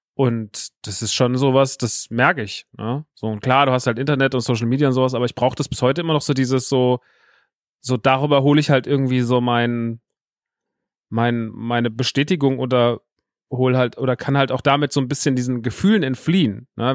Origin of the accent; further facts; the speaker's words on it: Rodgau, Hesse, Germany; ich bin ja groß geworden in Rottgaus, ist also ein Dorf vor Offenbach, vor Frankfurt